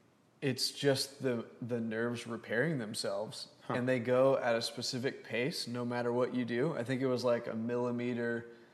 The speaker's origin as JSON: {"language": "English", "town": "Lubbock", "region": "Texas", "country": "United States", "moved": "as an adult", "lives_now": "Houston, United States", "said": "So I moved here from Lubbock, Texas."}